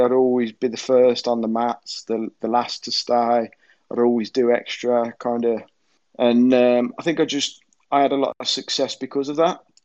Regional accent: Birmingham, West Midlands, United Kingdom; being Birmingham as well, uh, you know, where we're all from

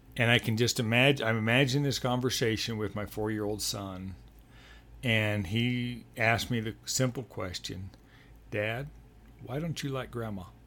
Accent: Denver, Colorado, United States; also born or lived in Texas Panhandle / New Mexico / Sioux Falls, South Dakota / Montana; I grew up in Denver from mm. age eight on

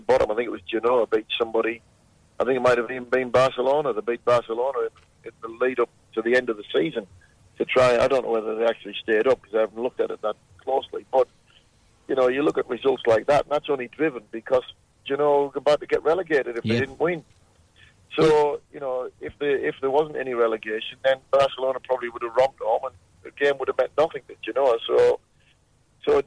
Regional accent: England, United Kingdom; now in Perth, Australia; being English

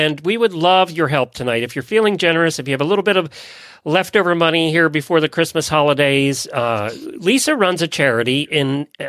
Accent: Lancaster County, Pennsylvania, United States; Well, I grew up in Lancaster County, Pennsylvania

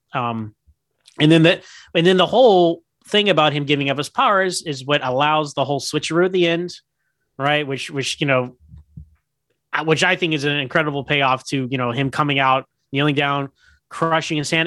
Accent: Houston, Texas, United States; I'm from Houston, Texas

